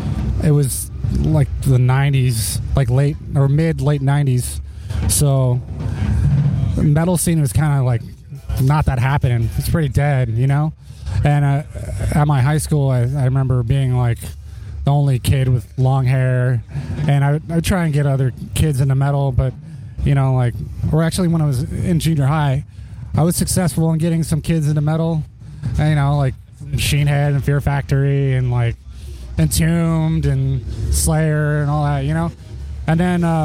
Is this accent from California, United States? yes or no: yes; Torrance, California, United States; I grew up mostly in the South Bay, like Torrance area